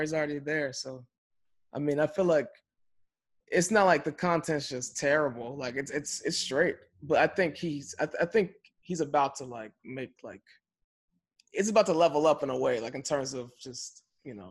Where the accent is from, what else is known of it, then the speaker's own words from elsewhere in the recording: Chicago, Illinois, United States; we grew up in Chicago during that era, but we were young